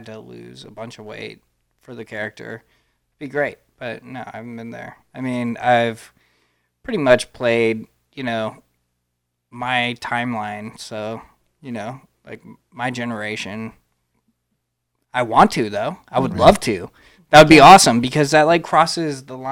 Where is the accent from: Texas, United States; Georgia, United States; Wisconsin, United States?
Texas, United States; I'm from Texas, too.